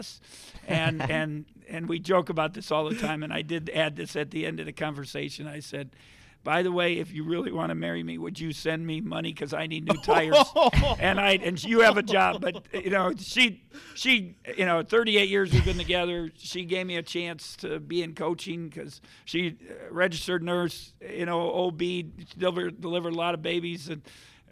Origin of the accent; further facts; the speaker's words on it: Milwaukee, Wisconsin, United States; moved away as an adult; now in Kansas, United States; I'm from Milwaukee.